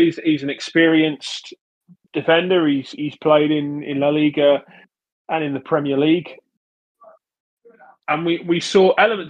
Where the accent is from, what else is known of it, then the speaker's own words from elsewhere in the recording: England, United Kingdom; growing up in England, it's a culture that you go to away games